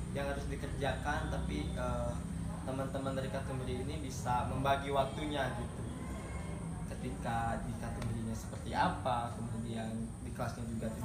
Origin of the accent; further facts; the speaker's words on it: Java, Indonesia; saya dari bukan dari Sunda ya iya. dari Jawa saya dari Jawa